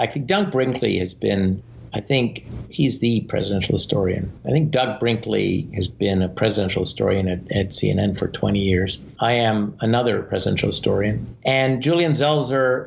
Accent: Canada; moved away as an adult; now in United States; I was born in Canada, and initially I thought I might go into politics in Canada.

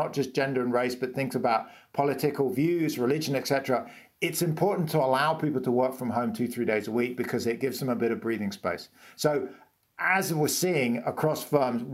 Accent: United Kingdom; I'm British

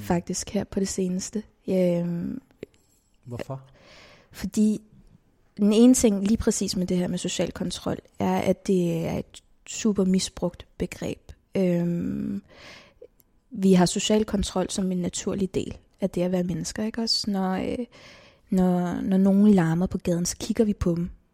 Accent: Copenhagen, Capital Region of Denmark, Denmark; født og opvokset i København

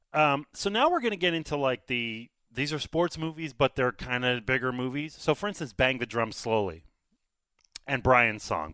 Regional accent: Canada; I'm Canadian

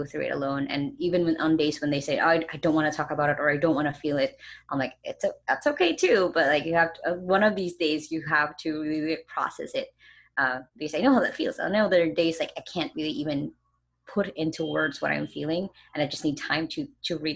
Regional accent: Philippines; Like in my hometown, even some parts of a lot of the major cities here in the Philippines

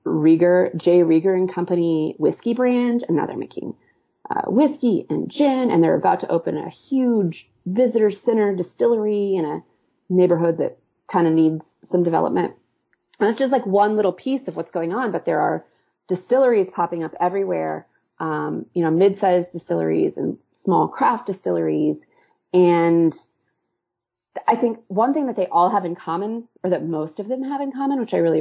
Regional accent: Kansas City, Missouri, United States; moved away as an adult; also born or lived in New York; now in Kansas City, United States; I moved away from Kansas City when I was 18

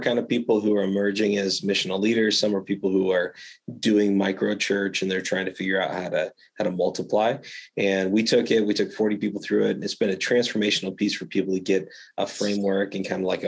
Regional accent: Treasure Valley, Idaho, United States; my hometown

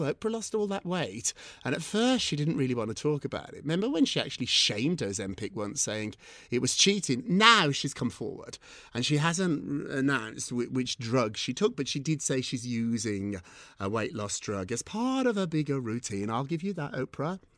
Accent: United Kingdom; I'm British.

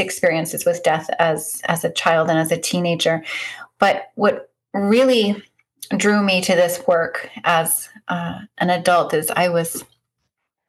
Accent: Northeast Kingdom of Vermont, United States; I hail from the Northeast Kingdom of Vermont, about 30 minutes south of the Canadian border.

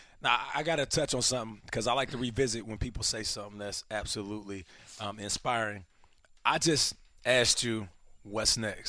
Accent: Seattle, Washington, United States; I'm 34 years old, so you know, and I'm from Seattle, West Coast.

